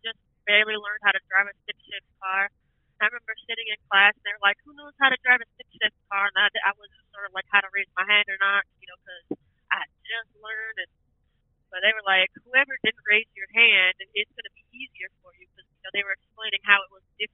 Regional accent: Riverview, Florida, United States; being born and raised in Florida

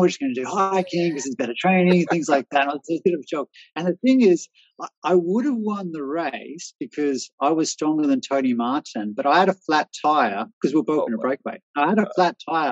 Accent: Australia; moved away as an adult; also born or lived in Austria; now in Czech Republic; as an Australian

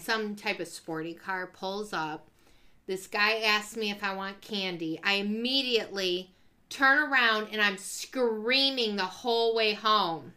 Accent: Ypsilanti, Michigan, United States; We moved to Ypsilanti

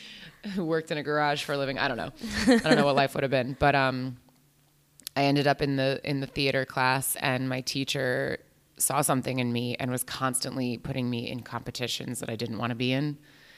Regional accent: New Jersey, United States; I'm an actor. I'm from New Jersey.

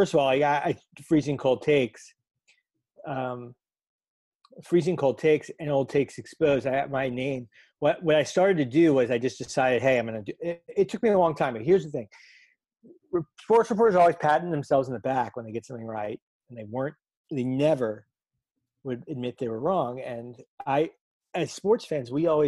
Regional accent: North Miami, Florida, United States; I grew up in South Florida. I grew up in North Miami

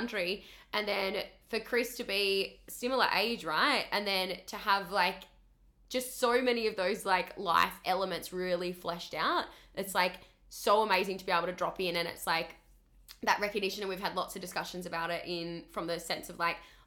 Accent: Tasmania, Australia; moved away as an adult; now in Gold Coast, Australia; I grew up in Tassie, so tiny little island at the bottom of Australia

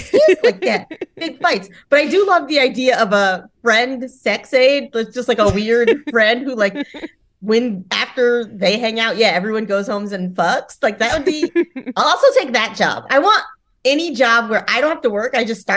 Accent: Charlotte, North Carolina, United States; moved away; also born or lived in Boston; I'm from Charlotte, North Carolina.

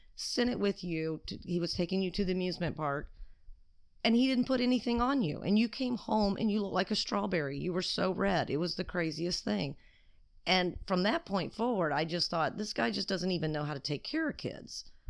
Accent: Alabama, United States; moved away as an adult; now in California, United States; I was raised in Alabama

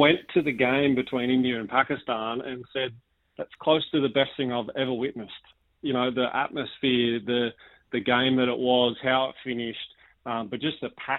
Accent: Australia; as an Aussie cricket fan and cricket nuffy that I am

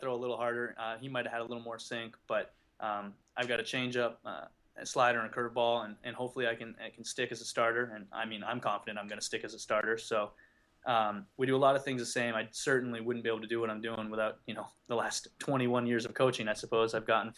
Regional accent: just outside Toronto, Ontario, Canada; moved away as an adult; I grew up in just outside Toronto

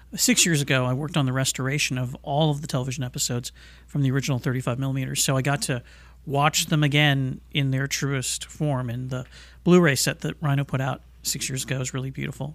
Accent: Los Angeles, California, United States; here in Los Angeles. This is where I grew up. This is my hometown. I still live here

